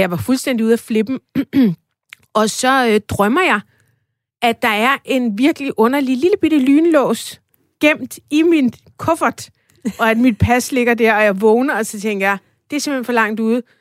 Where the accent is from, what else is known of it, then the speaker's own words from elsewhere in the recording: Farum, Capital Region of Denmark, Denmark; Jeg voksede op i Farum i området, der hedder Stavnsholm